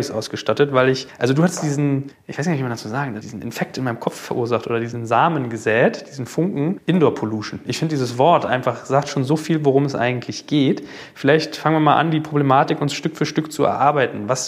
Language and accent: German; Hamburg, Germany; ich komme aus Hamburg, bin Unternehmer